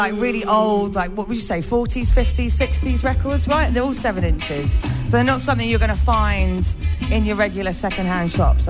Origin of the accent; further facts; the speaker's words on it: Northampton, East Midlands, United Kingdom; Well, yeah … from Northampton.